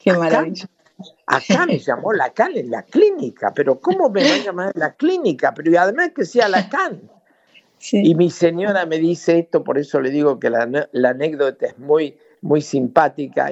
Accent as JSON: {"language": "Spanish", "region": "Buenos Aires", "country": "Argentina", "tie": "born or raised there", "also_born_or_lived": "Rosario, Argentina", "moved": "as an adult", "lives_now": "France", "said": "Yo soy de origen rosarino, efectivamente, pero es el origen solamente porque viajé a Buenos Aires, mi familia viajó a Buenos Aires como tenía 10 años, así que me formé en, la Universidad de Buenos Aires"}